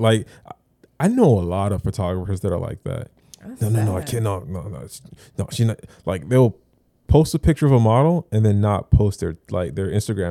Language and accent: English; Florida, United States; I'm from Broward